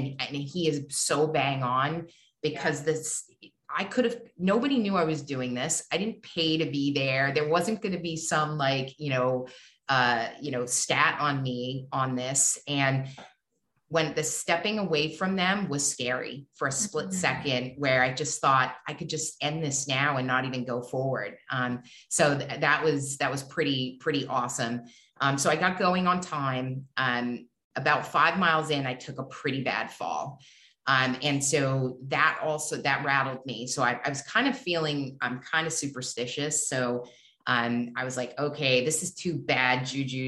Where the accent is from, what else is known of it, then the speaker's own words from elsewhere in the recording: New Hampshire, United States; I grew up in New Hampshire.